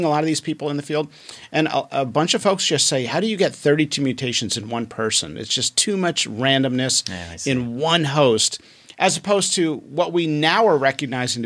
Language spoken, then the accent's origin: English; United States; also born or lived in United Kingdom / Pennsylvania; now in Washington, D.C., United States; my family's from Egypt, which is why my skin is dark. But I was raised in the United States